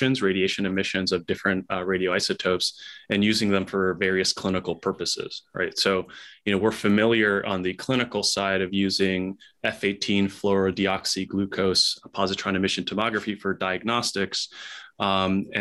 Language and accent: English; Nicaragua; also born or lived in Chicago, United States / New York City, United States; now in United States; I'm originally from Central America, Nicaragua, so I'm an immigrant